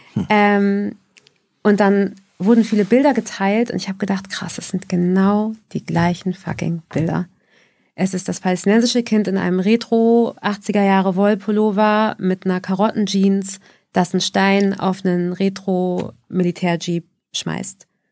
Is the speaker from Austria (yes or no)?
no; Haifa area, Haifa District, Israel; now in Hamburg, Germany; Wir kommen ja aus Haifa-Umgebung